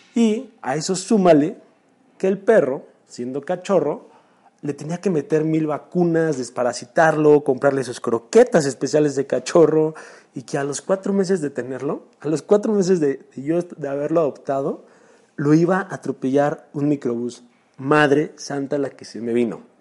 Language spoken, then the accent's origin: Spanish; Chalco, State of Mexico, Mexico; Yo soy de Chalco, Estado de México, un municipio a unos 40 minutos de la Ciudad de México